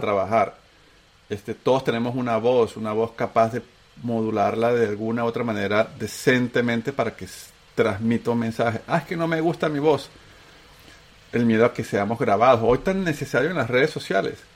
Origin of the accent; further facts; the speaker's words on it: Venezuela; accent: Venezuelan; moved away as an adult; also born or lived in Antioquia, Colombia / Bogotá, Colombia / Chile / United States; tengo acento venezolano, porque soy un paisa que sus papás se lo llevaron de tres años a Venezuela